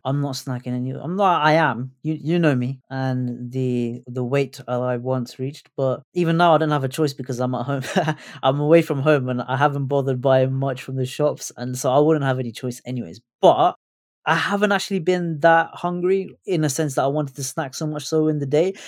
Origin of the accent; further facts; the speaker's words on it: United Kingdom; as a British Asian